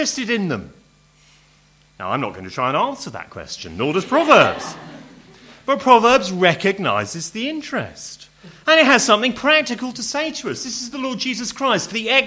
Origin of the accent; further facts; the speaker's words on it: Home Counties, South East England, United Kingdom; I'm home counties English, you know, middle class public school, very uptight kind of family